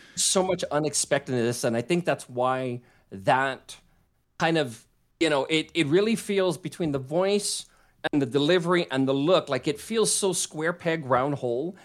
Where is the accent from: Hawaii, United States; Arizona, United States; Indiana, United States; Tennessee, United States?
Hawaii, United States; growing up in Hawaii